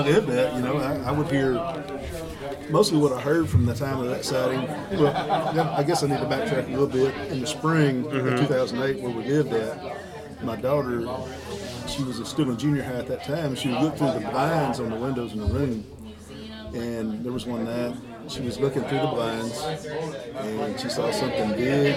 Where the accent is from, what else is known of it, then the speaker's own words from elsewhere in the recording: Lockesburg, Arkansas, United States; I'm from Southwest Arkansas here